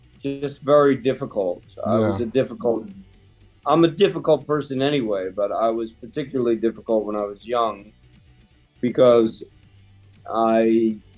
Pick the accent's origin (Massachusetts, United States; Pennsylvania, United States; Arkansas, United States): Pennsylvania, United States; Bristol; growing up outside of Philadelphia, a place called Bristol